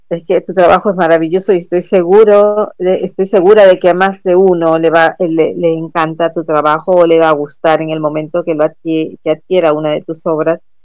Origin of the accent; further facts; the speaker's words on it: Peru; en nuestro país, en nuestro Perú